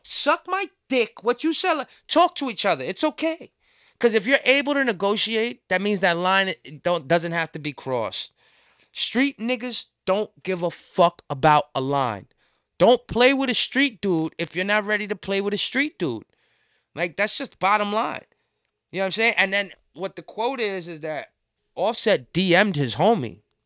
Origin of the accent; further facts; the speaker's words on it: New York City, New York, United States; as a New Yorker